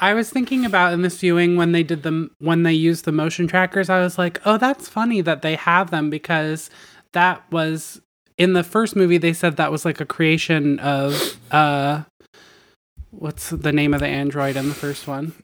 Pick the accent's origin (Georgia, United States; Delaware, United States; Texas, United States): Delaware, United States; I'm from Delaware